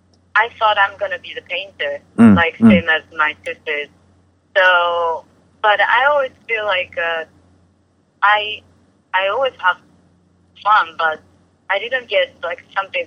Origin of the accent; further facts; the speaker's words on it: Osaka, Japan; first language Japanese; English is a second language; moved away as an adult; also born or lived in New York City; Osaka is my hometown.